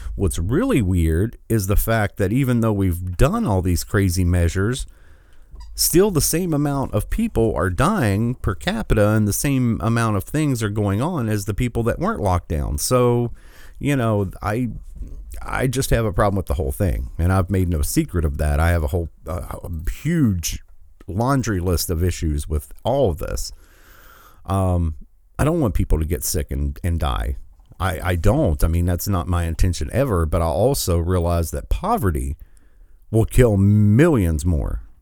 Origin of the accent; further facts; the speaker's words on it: Michigan, United States; my home state, which is, I was glad to see, uh, the other day that tens of thousands of Michiganders